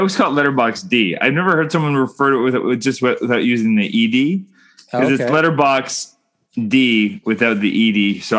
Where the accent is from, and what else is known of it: Canada